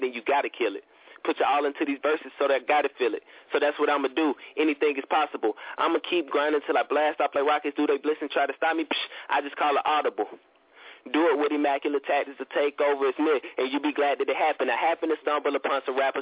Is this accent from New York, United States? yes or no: no; Atlanta, Georgia, United States; I'm from Atlanta